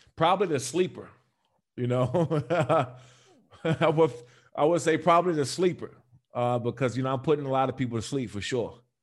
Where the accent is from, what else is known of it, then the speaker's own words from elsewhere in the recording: D.C. area, Maryland, United States; also born or lived in Los Angeles, United States; now in Las Vegas, United States; I'm also from the Maryland and Washington, D C area